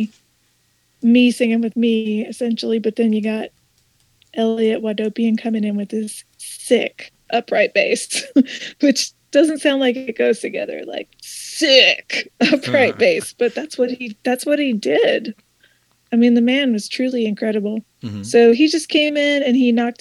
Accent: Louisville, Kentucky, United States; now in Hendersonville, United States; I'm originally from Louisville, Kentucky

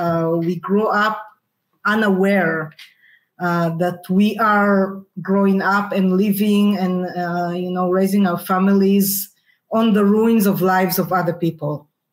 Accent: near Ashdod, Southern District, Israel; I grew up near Ashdod, south of Tel Aviv, formerly the Palestinian town of Isdod, that was destroyed.

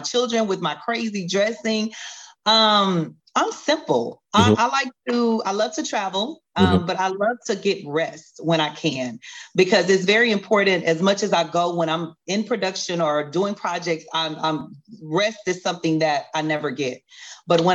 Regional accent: the South, United States; now in Texas, United States; growing up in the South

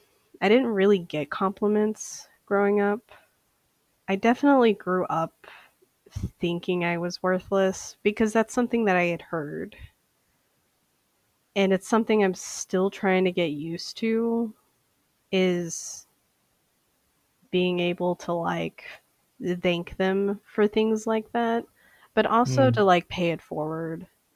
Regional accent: Saint Paul, Minnesota, United States; I am from St. Paul, Minnesota.

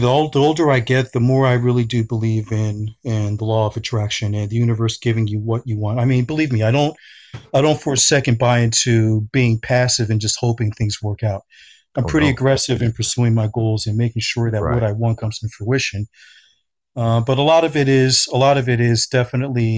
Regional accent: United States; moved away as an adult; also born or lived in Philadelphia, Pennsylvania; now in Los Angeles, United States; lived in a New York, New Jersey area for most of my entire youth

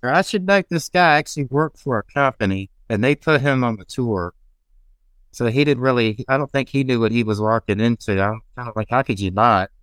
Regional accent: Augusta, United States; my hometown of Augusta

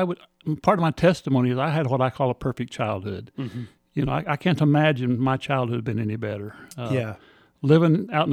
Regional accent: Independence, Kansas, United States; also born or lived in Four Corners area; Independence, Kansas, Southeast Kansas. Okay. Till I was 18 and got married.

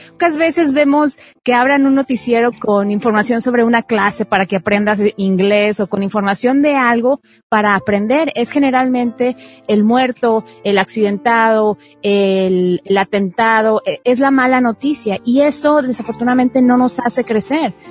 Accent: Mexico; moved away as an adult; now in United States; soy mexicana, soy periodista de profesión y emigré a los Estados Unidos hace 15 años

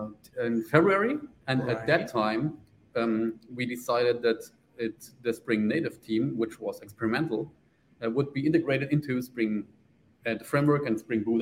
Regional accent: Bavaria, Germany; also born or lived in Munich, Germany; I'm from southern Germany. So it's Bavaria. Now I'm living in Ingolstadt, which is near Munich, so in Bavaria.

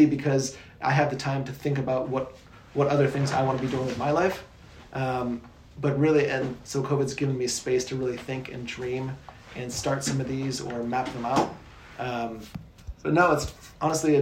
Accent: South Bend, Indiana, United States; moved away as an adult; also born or lived in Kona, Hawaii / Kuwait; I'm from Indiana, from South Bend area.

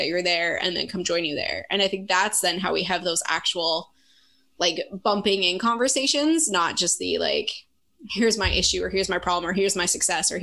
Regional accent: Canada; as a Canadian, as one of like one of the two token Canadians in the group

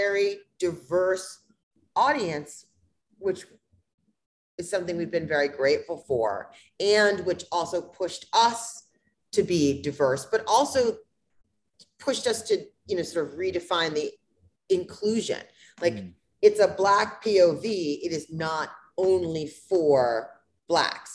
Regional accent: United States; I'm American and I've lived it in America

